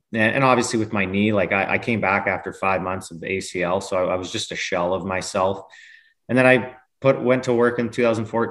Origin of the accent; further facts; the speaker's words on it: Lethbridge, Alberta, Canada; I'm born and raised in Lethbridge, which is an hour and a half away from Calgary